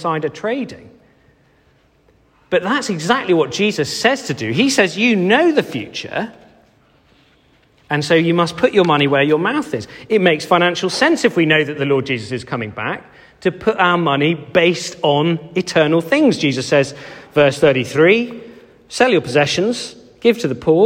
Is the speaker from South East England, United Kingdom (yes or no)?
no; Cheltenham, South West England, United Kingdom; I grew up in Cheltenham